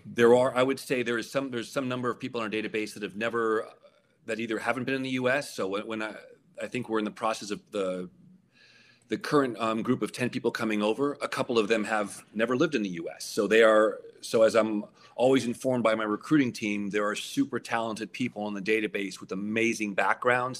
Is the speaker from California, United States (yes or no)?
yes; California, United States; also born or lived in Toronto, Canada; I'm an American from California